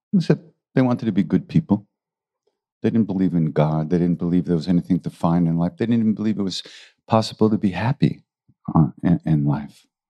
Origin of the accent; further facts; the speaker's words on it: New York City, New York, United States; I was born in New York City